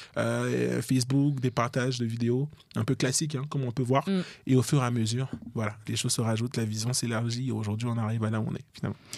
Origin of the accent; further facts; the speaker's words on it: Côte d’Ivoire; now in France; je suis ivoirien d'origine